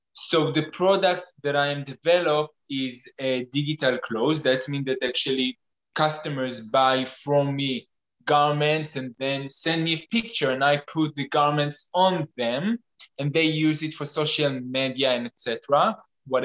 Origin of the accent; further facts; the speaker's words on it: Tel Aviv, Tel Aviv District, Israel; moved away as an adult; now in Stockholm, Sweden; I'm originally from Tel Aviv, and in the last 5 years I'm living in Stockholm